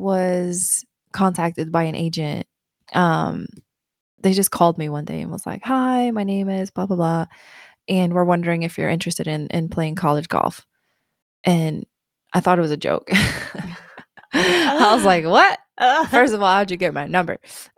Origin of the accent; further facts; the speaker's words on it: Sweden; When I grew up in Sweden, honestly, like, long story short, and we'll talk more about it, but growing up in Sweden in my small town, it was kind of based on seasons.